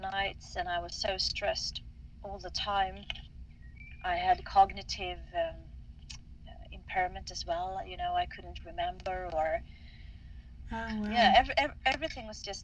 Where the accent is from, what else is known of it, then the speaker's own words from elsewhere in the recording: Stockholm, Stockholm County, Sweden; I'm from Stockholm, Sweden